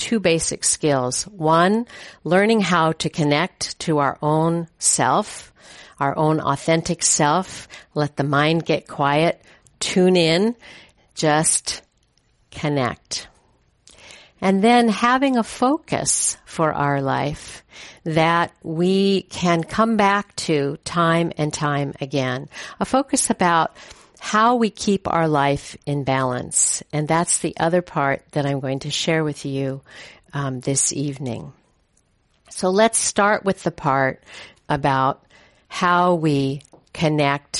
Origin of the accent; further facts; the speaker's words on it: Hayward, California, United States; also born or lived in Oakland, California; My parents moved from Oakland. I was born in Oakland. And we moved from Oakland out to the suburbs of Hayward